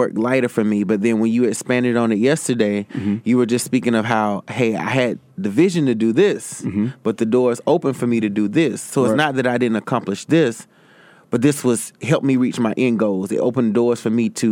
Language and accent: English; Greer, South Carolina, United States; now in New York, United States; I did my first event in my hometown of Greer, South Carolina